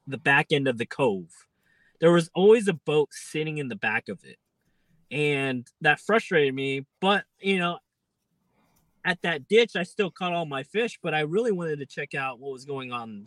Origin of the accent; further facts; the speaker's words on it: Bay Area, California, United States; I went to high school around that area